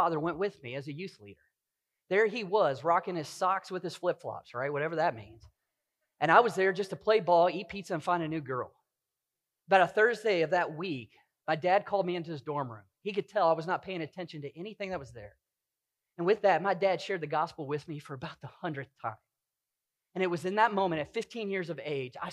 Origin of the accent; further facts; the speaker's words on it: Kentucky, United States; Kentucky, my home state